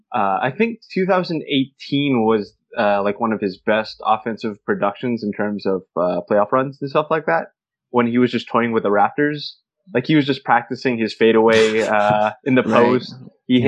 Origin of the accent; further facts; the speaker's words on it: Bay Area, California, United States; growing up in the Bay Area